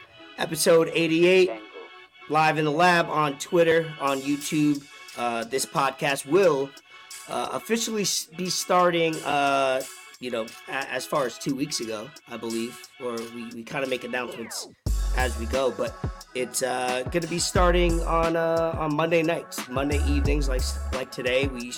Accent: New York, United States; I'm a New Yorker.

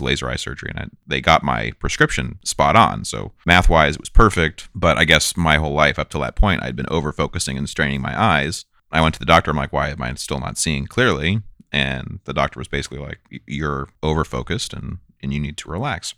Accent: Bay Area, California, United States; being a white cis male growing up in the Bay Area

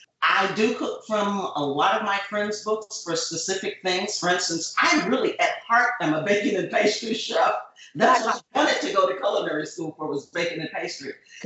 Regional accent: Chicago, Illinois, United States; I was born and raised in Chicago.

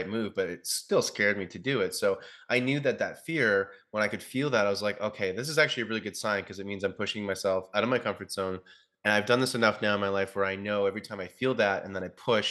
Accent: Ontario, Canada; moved away as an adult; I'm going back to my hometown back in Ontario for about a month

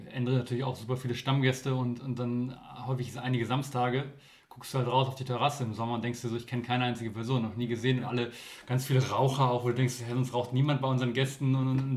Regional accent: Kiel, Schleswig-Holstein, Germany; now in Hamburg, Germany; auch für mich zumindest noch so als, als äh, Kieler Mensch

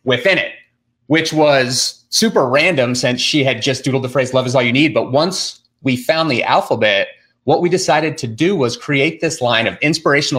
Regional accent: Durango, Colorado, United States; we're from Durango, Colorado. It's like southwestern corner of Colorado

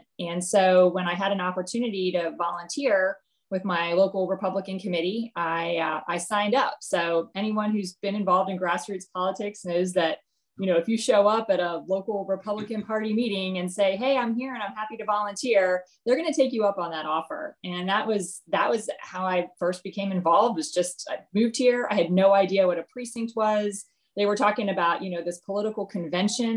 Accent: Frederick, Maryland, United States; moved away as an adult; now in Virginia, United States; I grew up in Maryland

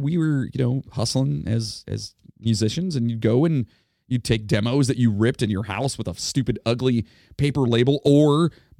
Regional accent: Ohio, United States; we are from Ohio.

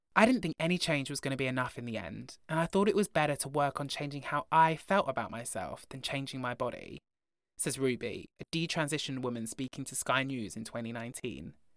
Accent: Broughton, Wales, United Kingdom; Growing up in Broughton, the largest village in Europe

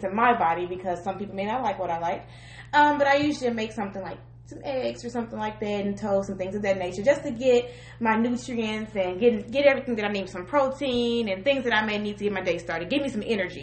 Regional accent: Collinsville, Illinois, United States; I am from Southern Illinois, more so around the Collinsville, East St. Louis area

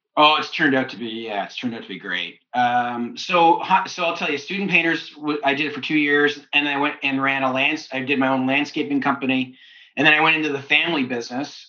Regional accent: London, Ontario, Canada; moved away as an adult; also born or lived in Kitchener-Waterloo, Ontario / United States; I wasn't in London, my hometown

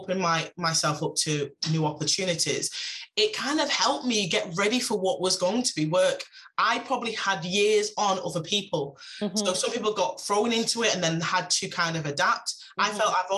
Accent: Manchester, North West England, United Kingdom; I'm really from Manchester.

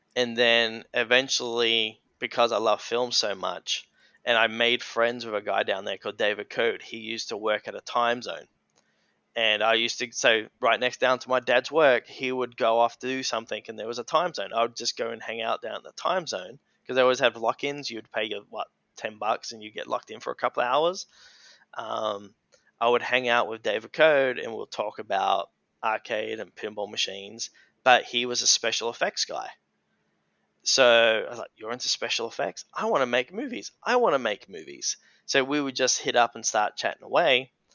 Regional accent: Lenswood, South Australia, Australia; I was born in the Adelaide Hills. Um, so the Adelaide Hills is about 40 minutes from the heart of Adelaide, and uh, yeah, I spent majority of my life there in Lenswood on the family hobby farm

